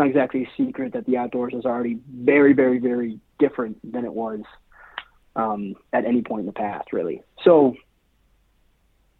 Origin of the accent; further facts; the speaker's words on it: Seattle, Washington, United States; also born or lived in Spain / Paris; I was born and raised in Seattle.